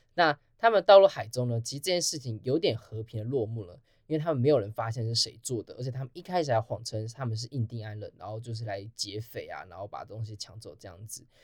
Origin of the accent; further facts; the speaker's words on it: Taiwan; 那台湾又身为一个全世界唯一一个支持川普过半的国家，所以我们站的角色就很非常的微妙